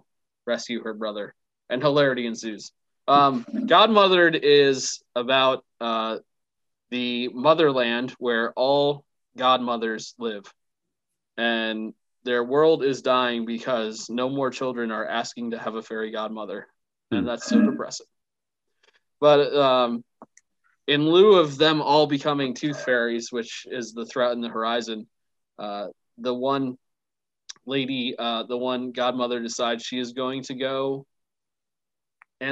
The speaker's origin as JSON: {"language": "English", "country": "United States", "said": "As an American"}